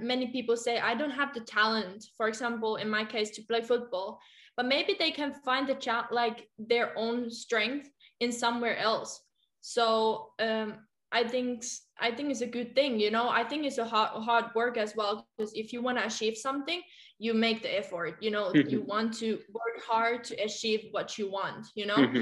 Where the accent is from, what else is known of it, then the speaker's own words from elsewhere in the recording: Helsinki, Uusimaa, Finland; English is a second language; moved away as an adult; also born or lived in Germany; now in France; I took the big step coming from Helsinki, coming from Finland to Germany. So I think at that moment when I moved to outside of my comfort zone, I would say the comfort zone was in Finland